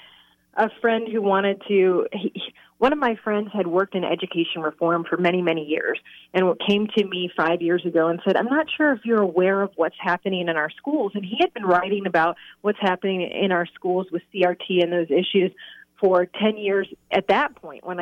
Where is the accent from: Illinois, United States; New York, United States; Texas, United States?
Illinois, United States; moved away as an adult; now in Norton Shores, United States; I grew up in Illinois